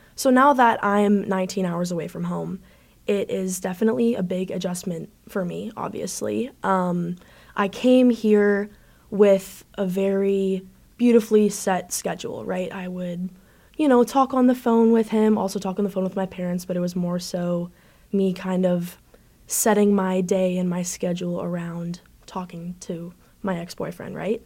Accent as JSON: {"language": "English", "country": "Canada", "also_born_or_lived": "Buffalo", "moved": "as an adult", "said": "I'm actually from Canada."}